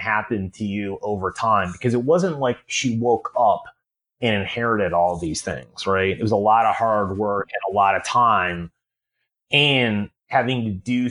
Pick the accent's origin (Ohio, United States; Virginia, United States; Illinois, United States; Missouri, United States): Illinois, United States; Chicago; I grew up in Chicago